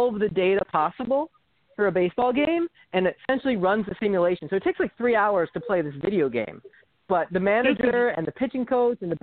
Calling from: Bryn Mawr, Pennsylvania, United States; Calling from Bryn Mawr, Pennsylvania

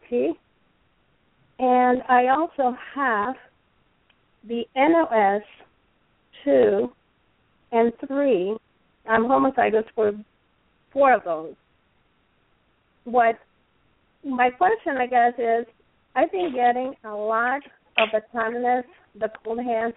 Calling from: South Florida, United States; I'm calling from South Florida

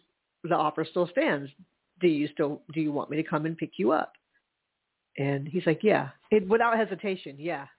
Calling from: Charleston, South Carolina, United States; Well, I am calling in from Charleston. I'm at a hotel.

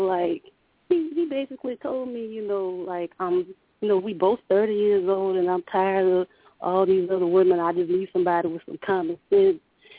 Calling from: Louisiana, United States; This is …. I'm calling from Louisiana.

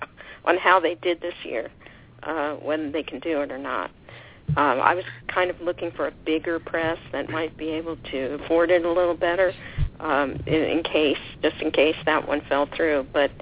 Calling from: Lake Forest, California, United States; Yes, I'm calling from Orange County, from Lake Forest, California.

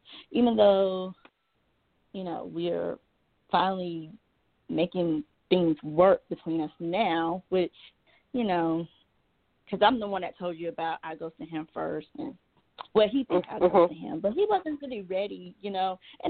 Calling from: Georgia, United States

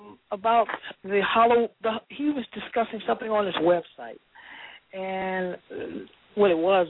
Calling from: Los Angeles, California, United States; I'm calling from Los Angeles.

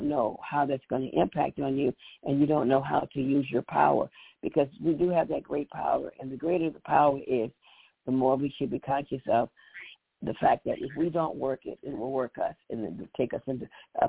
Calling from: Chicago, Illinois, United States; from Chicago.

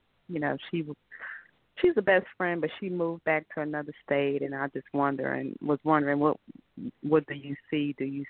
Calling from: Georgia, United States

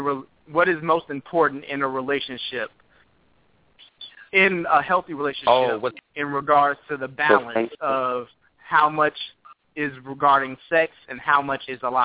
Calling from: Maryland, United States; I'm calling from Sulin, Maryland.

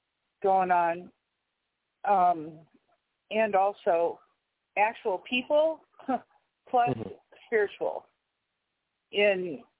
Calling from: New York, United States; I'm in New York

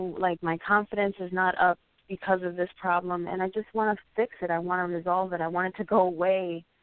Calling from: Puerto Rico; I'm calling from Puerto Rico right now.

